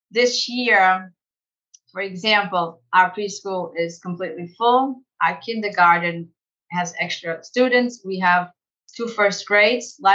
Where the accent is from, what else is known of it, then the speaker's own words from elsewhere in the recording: San Diego, California, United States; We have students from my hometown, San Diego.